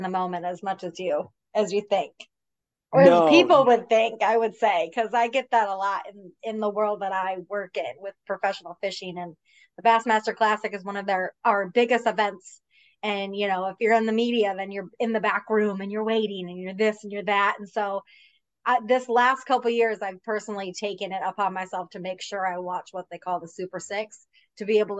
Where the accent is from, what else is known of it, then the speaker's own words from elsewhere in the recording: Michigan, United States; I mean, I'm a Packers fan myself. I grew up